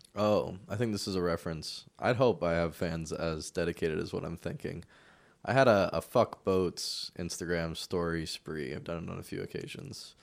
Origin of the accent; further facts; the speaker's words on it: Bay Area, California, United States; also born or lived in Bellingham, Washington; now in Portland, United States; I was born in the Bay Area and then I moved up to Bellingham and now I live in Portland